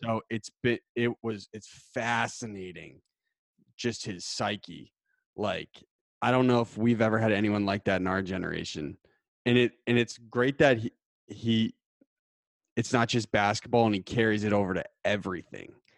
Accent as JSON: {"language": "English", "area": "Titletown", "region": "Massachusetts", "country": "United States", "tie": "born or raised there", "said": "I grew up in Titletown, U S"}